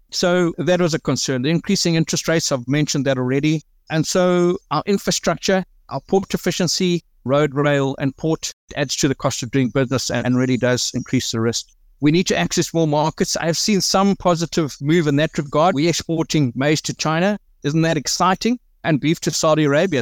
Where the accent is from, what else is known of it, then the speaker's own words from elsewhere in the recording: South Africa; we deal with a lot as the South African businessman